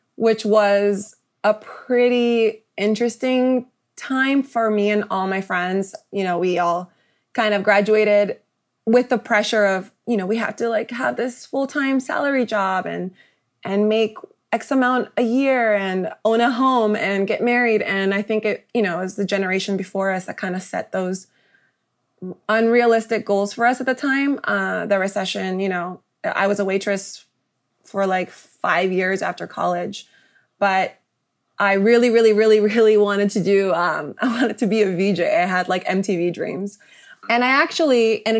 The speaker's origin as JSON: {"language": "English", "town": "Rowland Heights", "region": "California", "country": "United States", "tie": "born or raised there", "moved": "as an adult", "lives_now": "New York, United States", "said": "I am a native Angeleno. I grew up in San Gabriel Valley in a place called Roland Heights"}